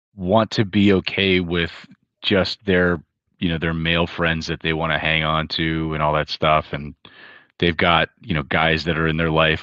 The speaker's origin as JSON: {"language": "English", "region": "Hawaii", "country": "United States", "tie": "born or raised there", "moved": "yes", "said": "I was the very far minority, and I grew up in Hawaii"}